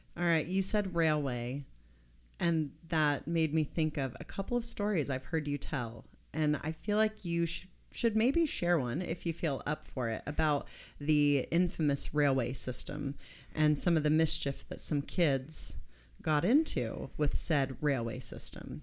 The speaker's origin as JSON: {"language": "English", "region": "Kansas", "country": "United States", "moved": "yes", "said": "I'm from Kansas"}